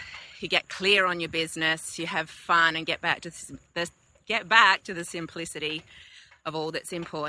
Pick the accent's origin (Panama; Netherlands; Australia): Australia; I'm from Australia.